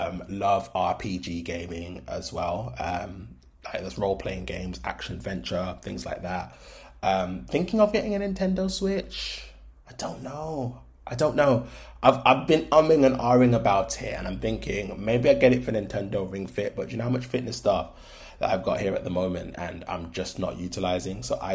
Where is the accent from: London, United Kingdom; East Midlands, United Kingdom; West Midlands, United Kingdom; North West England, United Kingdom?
London, United Kingdom; born there; now in Birmingham, United Kingdom; I am 30 years old. I live in Birmingham at the moment. I was born in London. I'm of Black Caribbean descent